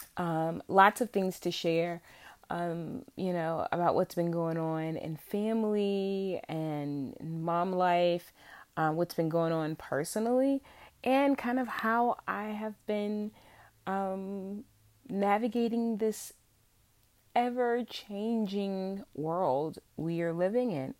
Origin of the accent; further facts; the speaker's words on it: central Virginia, United States; born and raised in Virginia, still living in Virginia